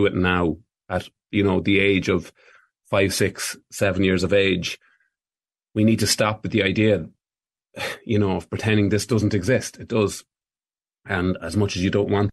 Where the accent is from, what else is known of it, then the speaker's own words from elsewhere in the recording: Ireland; we've proven ourselves as Irish people